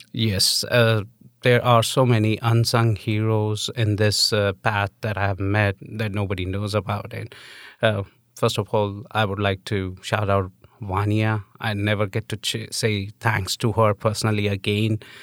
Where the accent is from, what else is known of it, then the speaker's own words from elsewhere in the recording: New Delhi, Delhi, India; moved away as an adult; now in United States; I'm an immigrant. I'm from India.